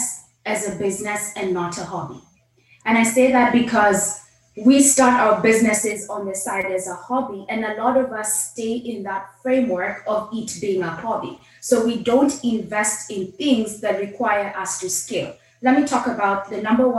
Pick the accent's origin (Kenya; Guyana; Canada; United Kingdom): Kenya; moved away as an adult; now in United States; I was literally born and raised in Kenya, did my elementary, high school, college in Kenya